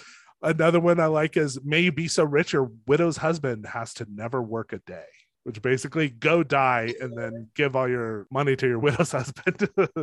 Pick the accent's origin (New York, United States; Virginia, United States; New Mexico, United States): New Mexico, United States; I'm Jewish, but this whole culture is pretty far removed from me. I grew up in New Mexico. I'm actually half Jewish